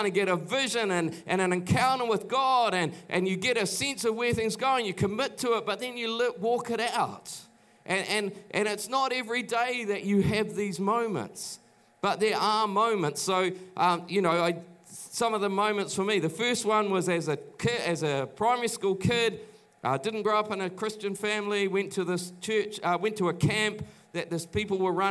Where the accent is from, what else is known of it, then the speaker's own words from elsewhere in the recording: New Plymouth, Taranaki, New Zealand; moved away as an adult; also born or lived in Auckland; I grew up in Taranaki in New Plymouth